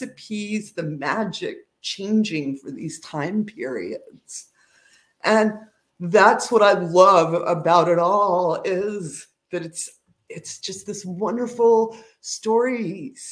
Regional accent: the American South, United States; I'm a Southerner

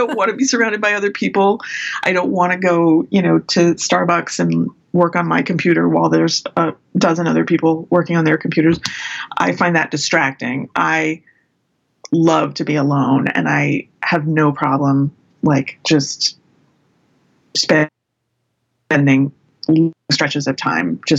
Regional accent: San Francisco, California, United States; I grew up in San Francisco in the Bay Area

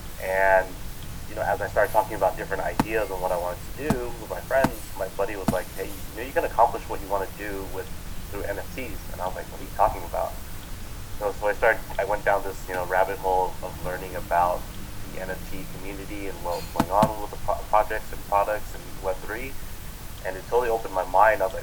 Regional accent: Orange County, California, United States; now in Long Beach, United States; I am born and raised in Orange County, which is about 15 minutes away from Long Beach. I grew up in that area my entire life

